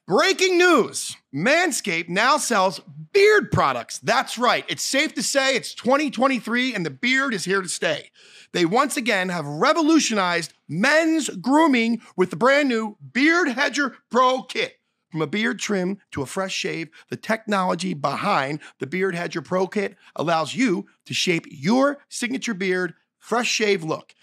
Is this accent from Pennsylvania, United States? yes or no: yes; Philadelphia, Pennsylvania, United States; moved away; I'm from Philly